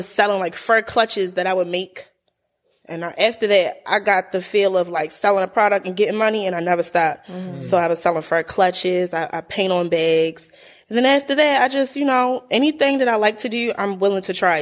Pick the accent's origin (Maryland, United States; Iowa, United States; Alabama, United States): Maryland, United States; Baltimore; born or raised there; also born or lived in Harford County, Maryland